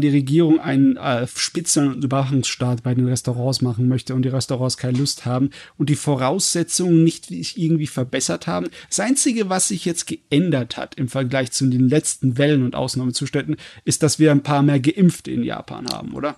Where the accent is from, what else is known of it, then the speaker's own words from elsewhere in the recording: Germany; bei uns in Deutschland